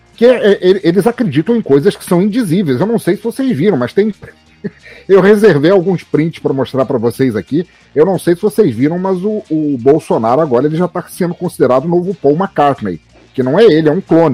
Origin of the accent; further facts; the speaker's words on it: Rio de Janeiro, Brazil; moved away; also born or lived in Santa Catarina / Itajaí; eu morei 20 anos em Santa Catarina, mas fui criado no Rio de Janeiro, entre Vila Isabel e a Lapa